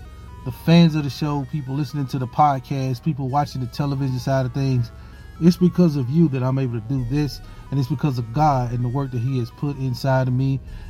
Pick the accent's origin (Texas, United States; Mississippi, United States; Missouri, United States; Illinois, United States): Mississippi, United States; Hattiesburg; I am so excited to be on WGDQ 93.1 in my hometown of Hattiesburg, Mississippi.